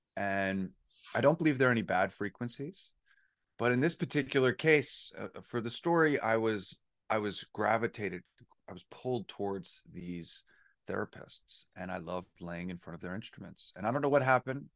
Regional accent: New York, United States; moved away; I was born and raised in New York

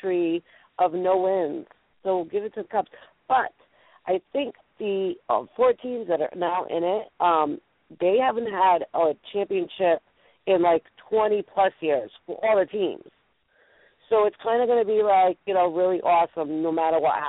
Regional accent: New England, United States; accent: New England; my New England accent

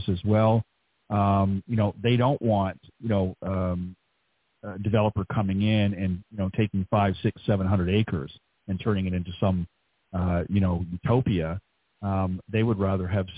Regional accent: Toronto, Ontario, Canada; moved away; up near my place where I grew up back in Canada

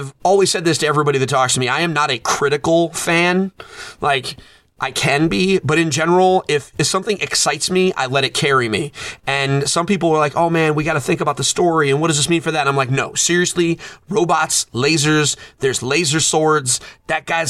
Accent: Bangor, Maine, United States; moved away; I was born in Bangor, Maine, down the street from Stephen King

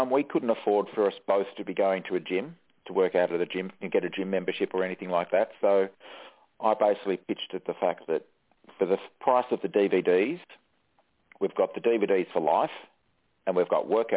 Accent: Australia; we're a big country. Don't have many people

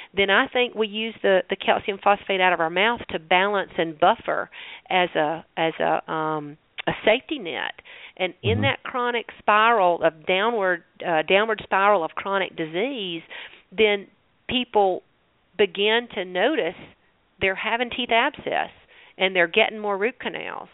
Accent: the South, United States; accent: southern; my southern accent.

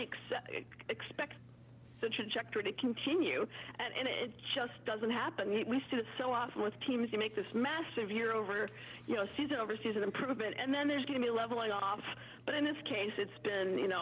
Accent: Minnesota, United States; I'm from Minnesota

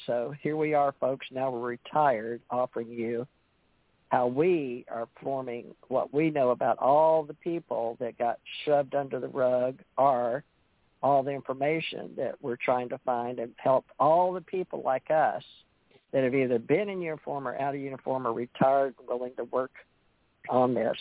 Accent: Houston, Texas, United States; So that was Houston. That's where I'm from

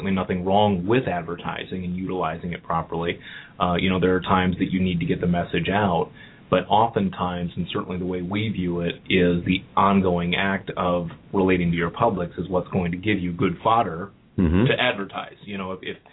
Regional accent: Cleveland, Ohio, United States; moved away as an adult; also born or lived in New York; now in Cincinnati, United States; I'm originally from Cleveland

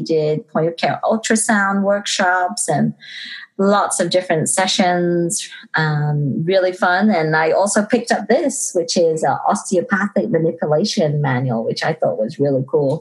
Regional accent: Liverpool, North West England, United Kingdom; moved away; I'm originally from England, if you didn't know. And I'm from Liverpool.

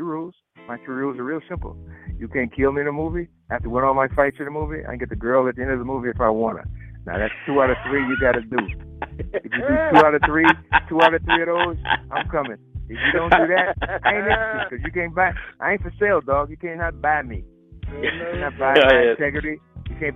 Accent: Gary, Indiana, United States; I'm from Gary

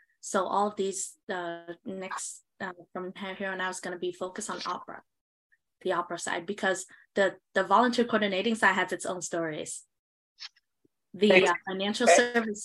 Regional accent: Southern Vietnam, Vietnam; moved away; we come from the South Vietnam region, agricultural area

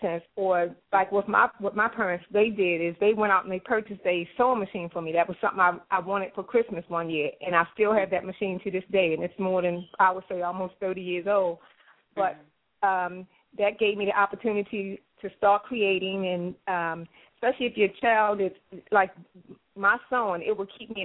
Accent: Baltimore, Maryland, United States; I'm born and raised in Baltimore, and I have been out of the Baltimore area for many years, and I'm now back in Baltimore.

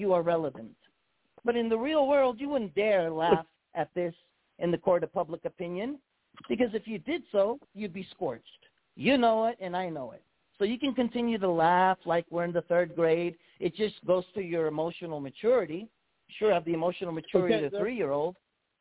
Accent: New York, United States; moved away; also born or lived in Hawaii; my home state of New York.

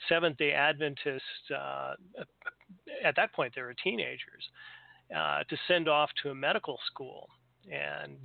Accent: California, United States; now in Kalamazoo, United States; I grew up in California

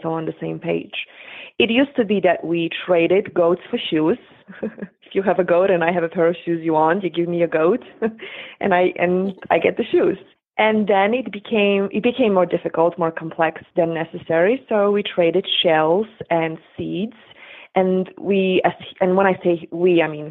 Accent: Poland; moved away; I grew up in Poland in late 70s, 80s, and early 90s

